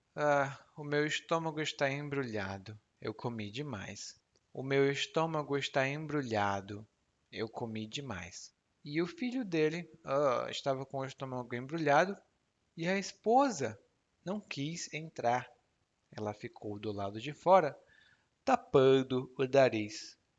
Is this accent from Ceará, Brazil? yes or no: yes; Ceará, Brazil; Lá no meu estado, no Ceará